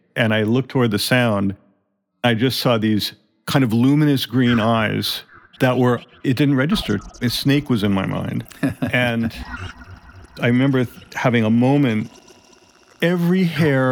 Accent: Colorado, United States; I'm from Colorado

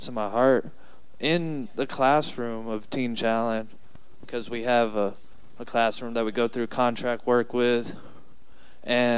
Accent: San Antonio, Texas, United States; I'm from San Antonio.

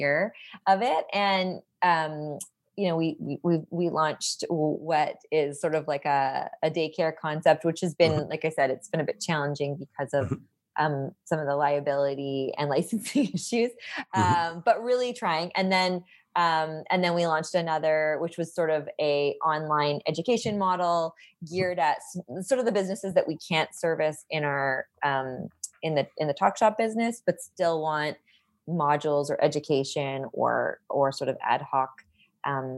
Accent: Vancouver Island, British Columbia, Canada; I grew up on Vancouver Island and my dad was in forestry

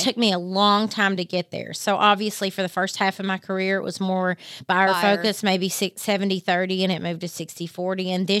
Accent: Harlan County, Kentucky, United States

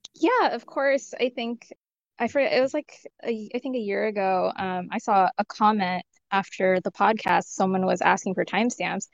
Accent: California, United States; I was raised in California, but I have parents from India

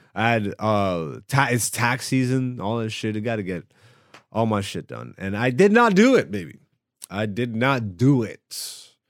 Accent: Greece; also born or lived in Ethiopia (ancestry); I am Ethiopian and I was born in Greece. No, my parents are not Greek, none of them

